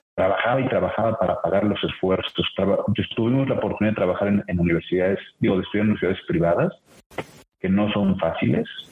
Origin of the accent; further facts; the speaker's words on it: Puebla, Mexico; soy poblano